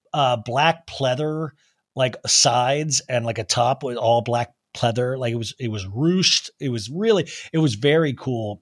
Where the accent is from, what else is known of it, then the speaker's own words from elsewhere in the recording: Kansas, United States; we grew up in Kansas